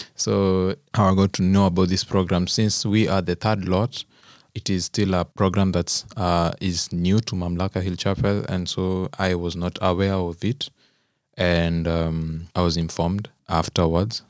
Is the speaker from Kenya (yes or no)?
yes; Kenya; moved away as an adult; now in Germany; I'm also a Kenyan